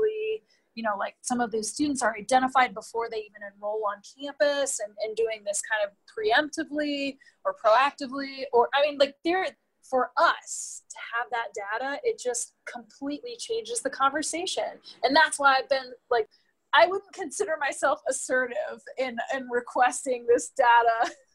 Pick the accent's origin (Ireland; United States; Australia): United States; East Coast; I grew up on the East Coast